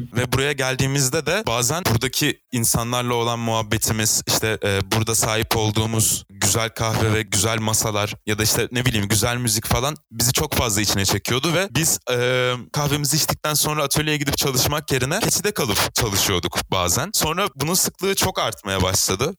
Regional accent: Eskişehir, Turkey; Eskişehir'de 1999 yılında doğdum. Çocukluğumdan beri burada yaşıyorum.

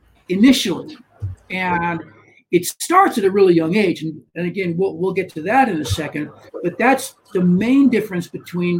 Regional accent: United States; being American

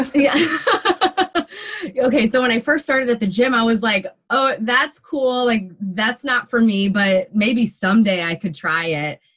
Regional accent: Michigan, United States; moved away; I'm a Midwest girl. I'm from Michigan and we love our meat and potatoes and our corn up there.

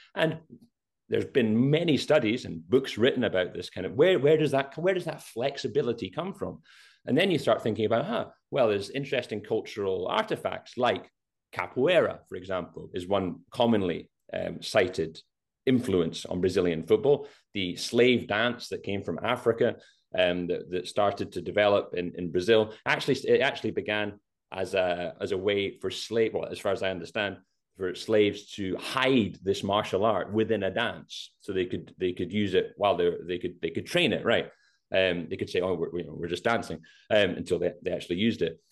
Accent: Scotland, United Kingdom; We're Scottish

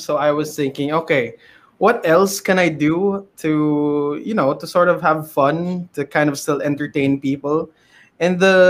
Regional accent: Philippines; especially being a Filipino streamer? So internet, number one. Always the internet.

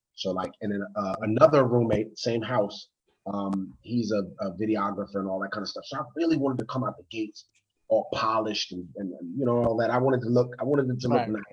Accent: United States; now in Baltimore, United States; I'm from the DMV

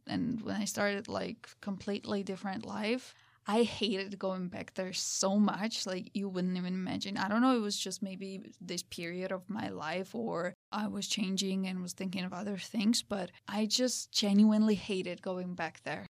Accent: Georgia; also born or lived in Tbilisi; originally I'm from Georgia, from the small town called Santre Dia

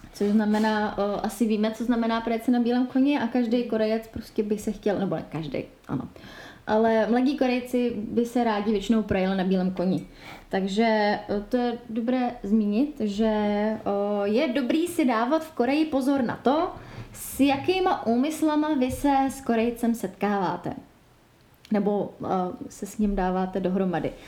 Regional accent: Czechia; u nás v Čechách

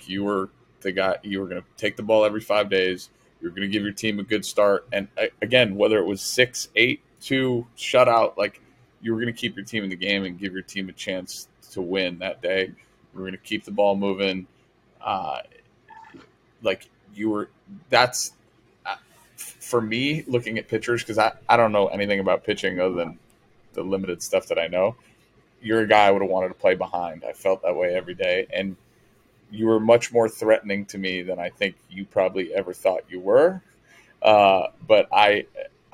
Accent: Milford, United States; born or raised there; moved away

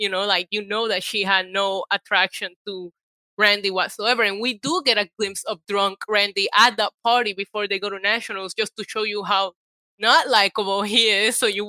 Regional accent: Puerto Rico; also born or lived in New York; I grew up in Puerto Rico

